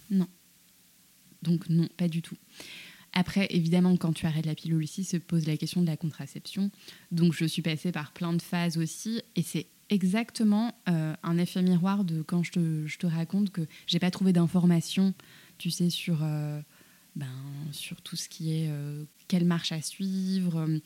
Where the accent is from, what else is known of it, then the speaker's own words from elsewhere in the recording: France; je suis née en France, j'avais un peu le poids de, je pense, du complexe de l'immigré de deuxième génération.